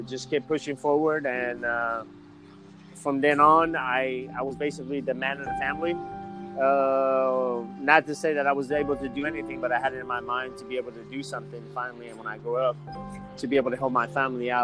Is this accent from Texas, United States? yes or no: yes; San Antonio, Texas, United States; also born or lived in Iran; I'm originally from San Antonio, Texas, and I entered into the Navy from San Antonio, Texas, here in 2000. I went to Robert Lee High School here in San Antonio